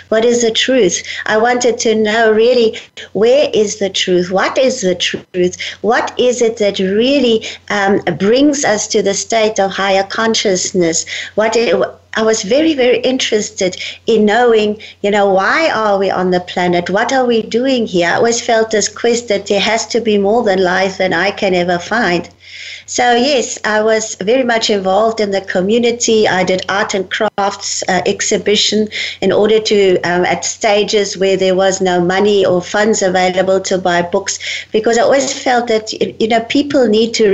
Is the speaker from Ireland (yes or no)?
no; South Africa; Well, I'm born in Africa, in South Africa, and I'm born from a fifth generation German family. My family came out from Germany, from Hanover in Germany, in 1854 um, to bring out the mission to South Africa.